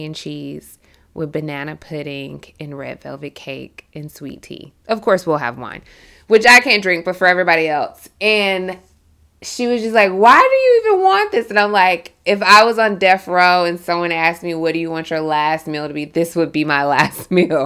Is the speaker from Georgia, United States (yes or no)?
yes; South Georgia, United States; I'm the only person that's originally from Georgia because we have so many transplants. And then being a woman who was raised in the South is so significant.